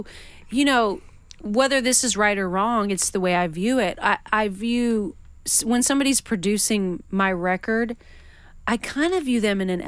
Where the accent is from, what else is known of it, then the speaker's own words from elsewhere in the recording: Western Washington, United States; moved away; also born or lived in Nashville; I mean, I grew up in Washington State